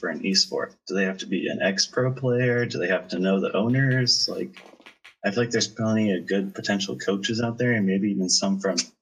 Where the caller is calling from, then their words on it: Lawrence, Kansas, United States; I'm calling from Lawrence, Kansas